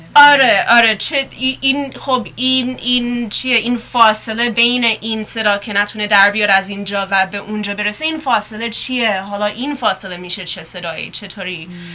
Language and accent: Persian; United States; also born or lived in Iran; خودم توی ایران به دنیا اومده بودم خیلی کوچیک بودم اومدیم آمریکا اینجا بزرگ شدم